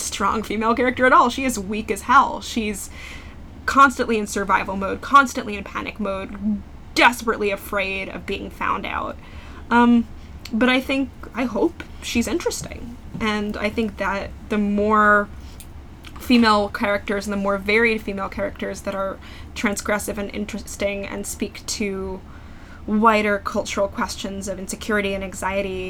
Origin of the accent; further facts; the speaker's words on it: New York, United States; also born or lived in New England; I grew up in New York